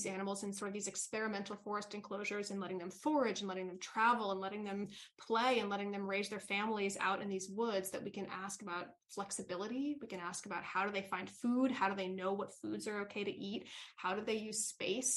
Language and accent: English; New York City, New York, United States; moved away as an adult; I grew up in New York City, so concrete jungle